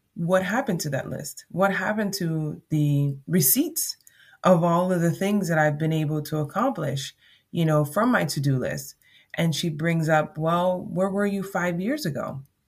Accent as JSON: {"language": "English", "country": "Jamaica", "accent": "Jamaican", "said": "my Jamaican accent"}